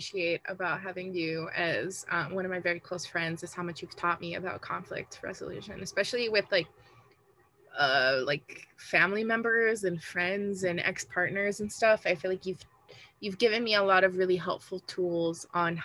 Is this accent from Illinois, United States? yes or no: yes; Chicago, Illinois, United States; first language Spanish; English is a second language; I'm born and raised in Chicago, on the Northwest side